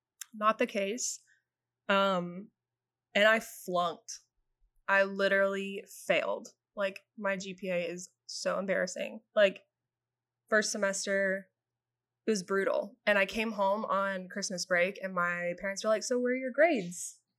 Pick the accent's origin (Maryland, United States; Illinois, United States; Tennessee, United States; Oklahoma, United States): Tennessee, United States; Brentwood; growing up in Brentwood